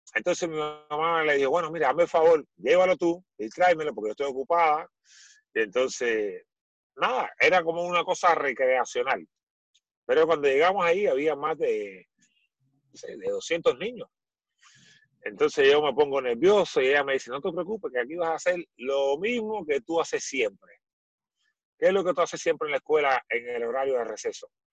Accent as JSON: {"language": "Spanish", "country": "Cuba", "tie": "born or raised there", "moved": "as an adult", "lives_now": "Chile"}